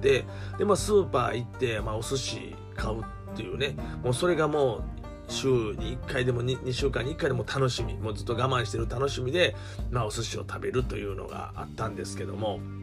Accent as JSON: {"language": "Japanese", "region": "Kansai", "country": "Japan", "said": "関西人ですから"}